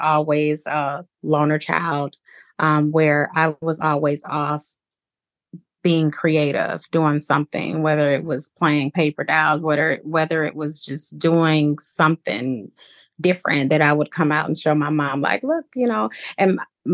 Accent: Zion, Illinois, United States; So I am from Zion, Illinois. I grew up in Zion. I went to Zion Benton High School, graduated there.

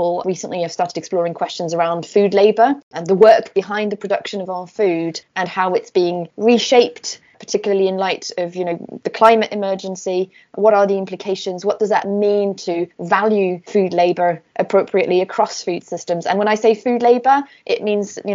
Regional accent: Burgundy, Bourgogne-Franche-Comté, France; now in Nottingham, United Kingdom; I grew up in France in Burgundy, which is a region where food is a huge part of the tradition

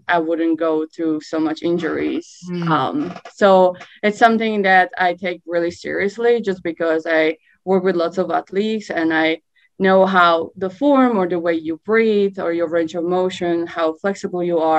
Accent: Czechia; moved away as an adult; I'm from Czech Republic originally. I moved here when I was 23.

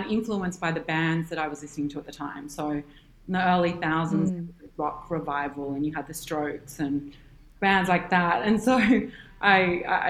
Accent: Sydney, New South Wales, Australia; also born or lived in New York; I'm from Sydney and I grew up here

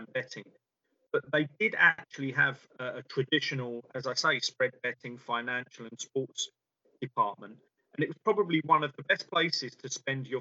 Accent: London, United Kingdom; I grew up in London and had it on my doorstep

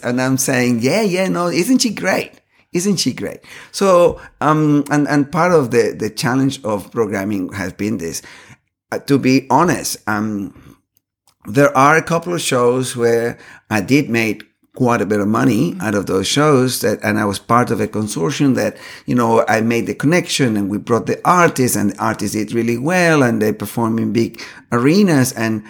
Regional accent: Caracas, Capital District, Venezuela; born there; I was born in Caracas, Venezuela.

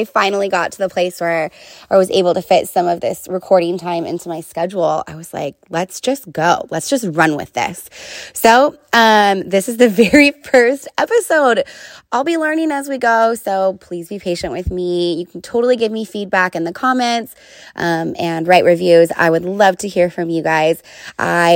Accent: Oakley, California, United States; I grew up in Oakley, which is probably like the smallest town at that time, one of the smallest towns in East Contra Costa County.

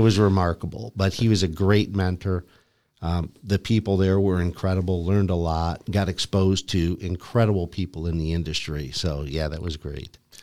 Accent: Lyndhurst, Ohio, United States; I grew up in Cleveland, a suburb, Lyndhurst, Ohio

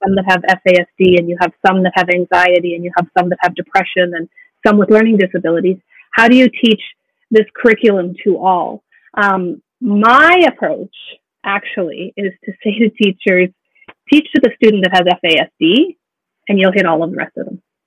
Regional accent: Alberta, Canada; moved away as an adult; also born or lived in Yukon; born and raised in Alberta

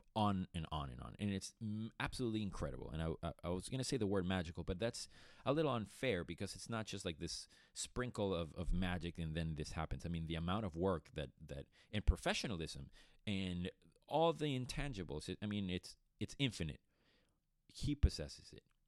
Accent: Caracas, Capital District, Venezuela; moved away; also born or lived in Boston, Massachusetts; I was born and raised in Caracas, Venezuela

